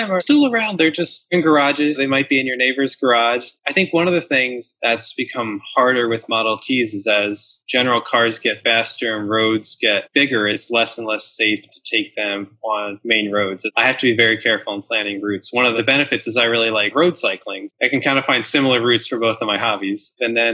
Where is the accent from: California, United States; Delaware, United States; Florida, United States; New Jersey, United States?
Delaware, United States; moved away; When I was growing up in Delaware